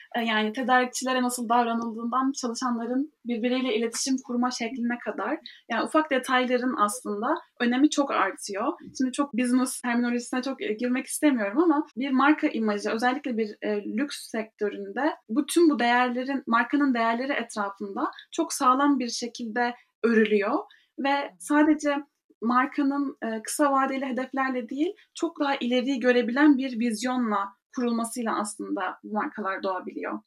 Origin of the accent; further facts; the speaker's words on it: Ankara, Turkey; moved away as an adult; also born or lived in Istanbul / New York; now in Paris, France; 1998 Ankara doğumluyum. Hayatımın da büyük bir kısmını Ankara'da geçirdim.